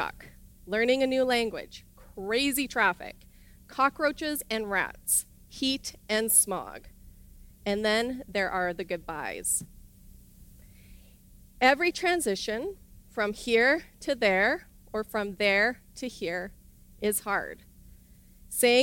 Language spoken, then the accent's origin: English; Irma, Alberta, Canada; moved away as an adult; I grew up in Irma, Alberta, in a small village where my dad was the pastor